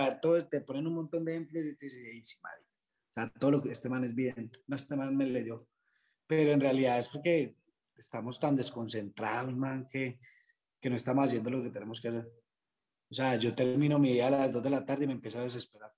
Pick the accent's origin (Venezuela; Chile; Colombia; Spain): Colombia; Quindío; soy del Quindío, donde pues es una región campesina.